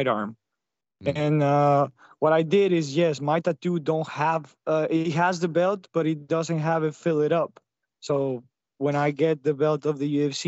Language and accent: English; Chihuahua, Mexico; now in United States; I'm from Chihuahua, Mexico. I'm a poor kid that has been trying to make it here in America.